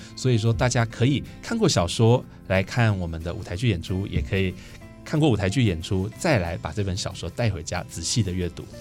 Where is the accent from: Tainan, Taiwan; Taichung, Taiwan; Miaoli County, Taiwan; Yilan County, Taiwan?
Taichung, Taiwan; 身为一个台中歌剧演奏一个台中作家的作品